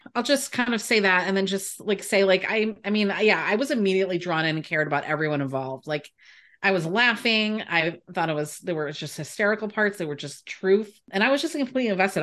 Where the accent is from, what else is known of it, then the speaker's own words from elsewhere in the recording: United States; I was born and raised in America